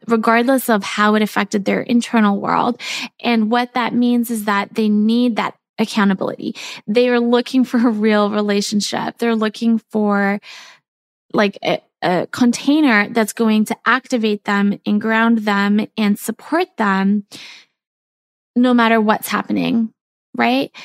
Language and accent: English; South Africa; I grew up in South Africa